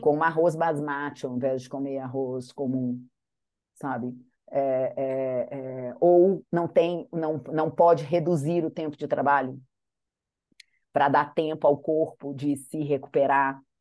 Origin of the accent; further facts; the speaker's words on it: Manhuaçu, Minas Gerais, Brazil; Nasci lá em Manhuaçu, no meio do vale